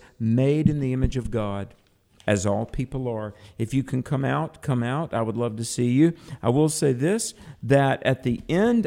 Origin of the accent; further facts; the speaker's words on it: North Carolina, United States; North Carolina, my home state, North Carolina